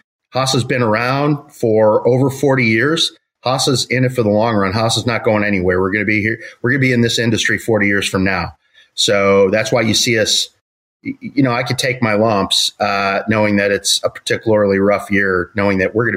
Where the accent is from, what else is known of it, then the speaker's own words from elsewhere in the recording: Chicago, Illinois, United States; I grew up in Chicago, went to school in Chicago